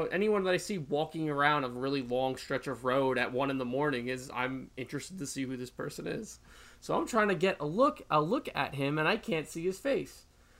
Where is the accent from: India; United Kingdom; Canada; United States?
United States; Long Island, New York; I'm from Long Island, I live in Long Island